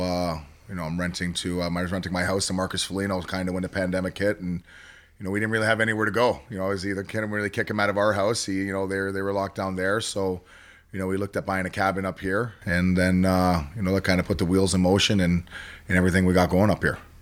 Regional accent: Toronto, Ontario, Canada; where I grew up in Toronto

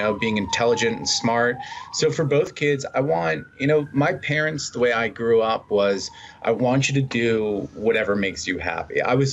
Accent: Long Island, New York, United States; moved away; we're Jewish kids from Long Island

